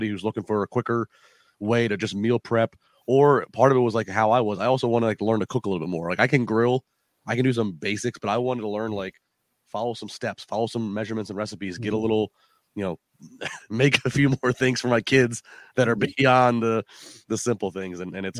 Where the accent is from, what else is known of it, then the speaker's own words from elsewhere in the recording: United States; I grew up in the Chesapeake Bay, so I'm a seafood snob.